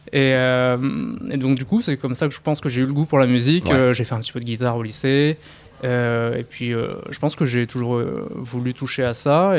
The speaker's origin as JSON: {"language": "French", "area": "near Dreux, Chartres area", "region": "Centre-Val de Loire", "country": "France", "said": "je viens de à côté de Dreux, région Chartraine."}